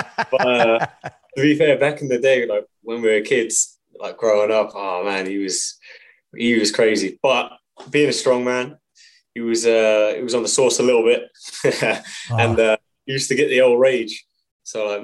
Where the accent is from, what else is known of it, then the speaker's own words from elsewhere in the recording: England, United Kingdom; moved away as an adult; now in Montreal, Canada; So I'm from England. I trained in a little village in England.